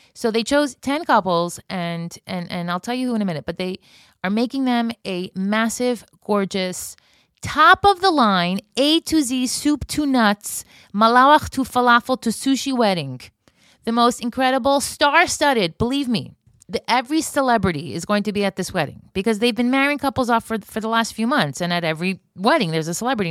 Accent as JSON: {"language": "English", "region": "Florida", "country": "United States", "tie": "born or raised there", "moved": "yes", "lives_now": "Israel", "said": "I grew up in Florida."}